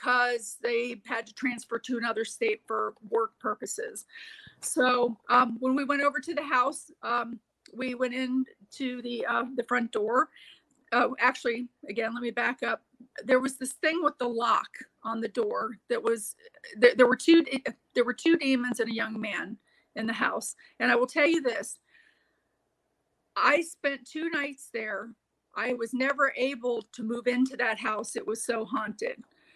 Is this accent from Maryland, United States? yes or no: no; Florida, United States; I grew up in Florida